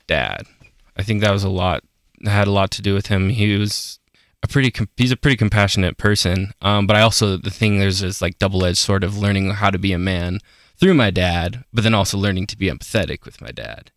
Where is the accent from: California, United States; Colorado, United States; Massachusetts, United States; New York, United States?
Colorado, United States; Aurora; I am from Aurora, Colorado. Yeah, basically just like thirty minutes outside of Denver.